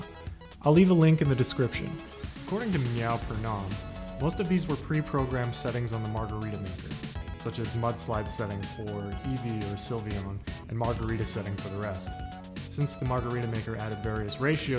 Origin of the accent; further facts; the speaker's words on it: Canada; Being a kid growing up in Canada